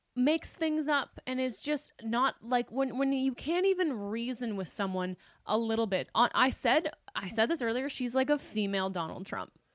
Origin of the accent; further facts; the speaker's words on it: Canada; moved away as an adult; now in Los Angeles, United States; we were Canadian, we were Canadian, we are Canadian. We didn't have credit when we arrived